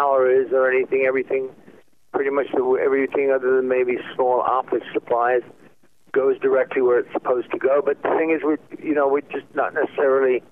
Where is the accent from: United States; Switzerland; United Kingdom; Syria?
United Kingdom; England; I'm English.